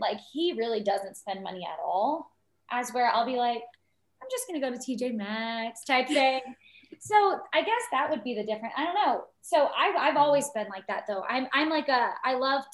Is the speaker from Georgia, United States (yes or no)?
yes; Lawrenceville, Georgia, United States; also born or lived in South Carolina; I'm from the Lawrenceville area in Georgia.